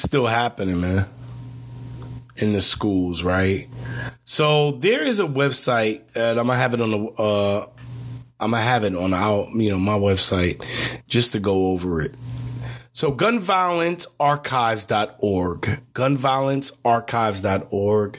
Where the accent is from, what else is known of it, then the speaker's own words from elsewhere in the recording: New York City, New York, United States; Growing up in Brownsville, Brooklyn, I heard gunshots every night